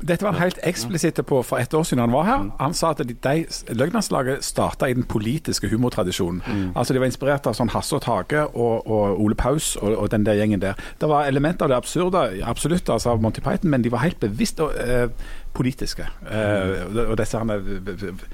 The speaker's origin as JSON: {"language": "Norwegian", "town": "Bryne", "region": "Rogaland", "country": "Norway", "tie": "born or raised there", "also_born_or_lived": "Stavanger", "said": "jeg er jo fra Bryne, og når jeg var liten, så var det jo uendelig langt til Stavanger"}